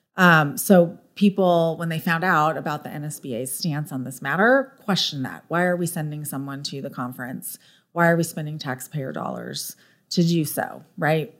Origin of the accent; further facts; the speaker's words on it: Orange County, California, United States; moved away as an adult; also born or lived in San Diego, United States; now in Frisco, United States; I lived in Southern California my whole life. I grew up in Orange County, went to school in San Diego